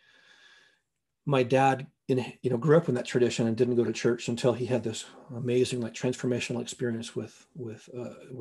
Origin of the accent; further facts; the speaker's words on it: Northwest Montana, United States; now in North Bend, United States; I grew up in Northwest Montana